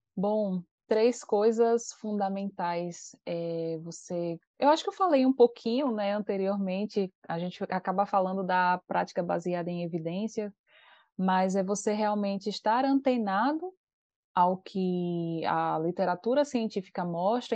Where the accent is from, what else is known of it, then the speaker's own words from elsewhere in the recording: Aracaju, Sergipe, Brazil; a gente mora numa cidade, então a gente é de Aracaju